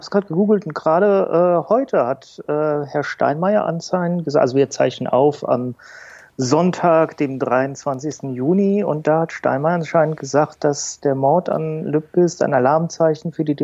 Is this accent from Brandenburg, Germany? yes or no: no; Bremen, Germany; War, das war das in Bremen, meiner Heimatstadt, ne?